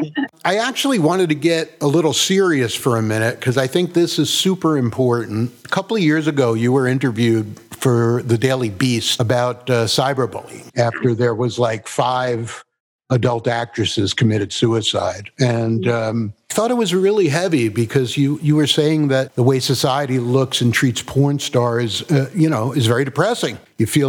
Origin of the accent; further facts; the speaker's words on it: New Jersey, United States; I'm from North Jersey